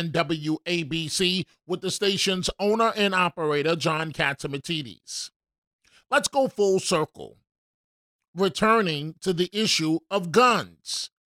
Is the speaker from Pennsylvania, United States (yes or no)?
no; New York City, New York, United States; my life, growing up in New York City and overcoming numerous obstacles